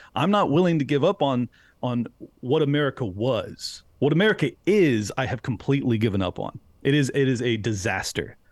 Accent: San Diego, California, United States; moved away as an adult; now in Florida, United States; I was born and raised in San Diego, California, uh, spent thirty-five years there. And then during lockdowns, I fled to Florida.

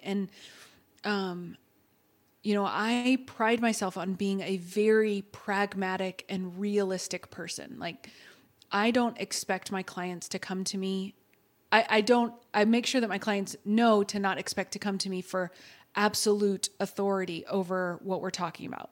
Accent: Texas, United States; I'm from Texas.

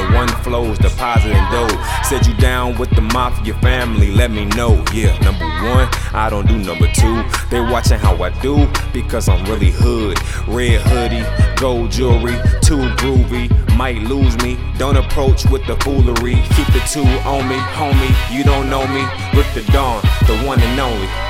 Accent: Detroit, Michigan, United States; I'm from Detroit

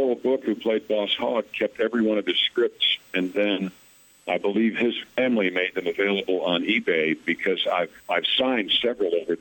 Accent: Mount Kisco, New York, United States; I'm from Mount Kisco, New York, and I used to be in a fireman's parade with my grandfather back in the 60s.

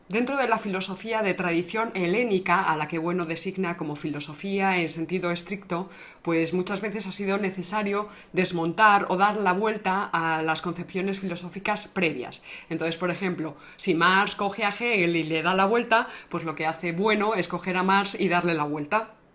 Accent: Spain; con esto yo me he ido, por, por medio mundo me he ido con esto. Y no me ha pasado nada, oye, español

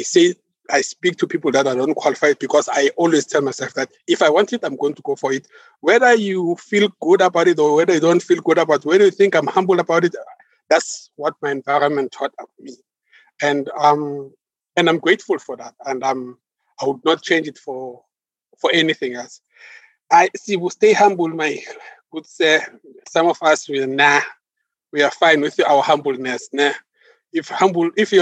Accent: East Rand, Gauteng, South Africa; I'm born and bred in Gauteng, East Rand to be exact

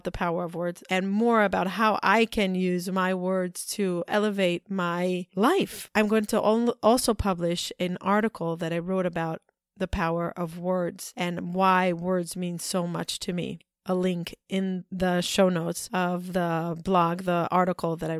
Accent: New York, United States; We said that we're from New York

